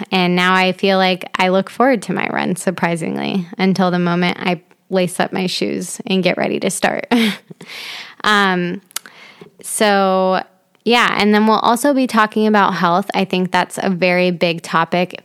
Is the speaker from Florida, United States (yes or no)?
no; Dayton, Ohio, United States; I am originally from Dayton, Ohio